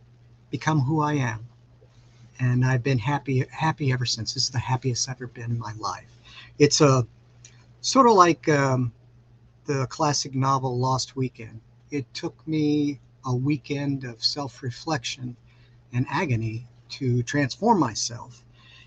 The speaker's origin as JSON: {"language": "English", "town": "Los Angeles", "region": "California", "country": "United States", "tie": "born or raised there", "lives_now": "Kansas City, United States", "said": "Well, I currently live in Kansas City. I am originally from Los Angeles. I am a California native."}